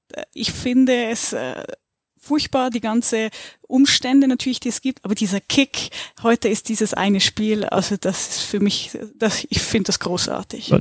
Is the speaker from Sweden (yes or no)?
no; Switzerland; now in Germany; komme ich aus der Schweiz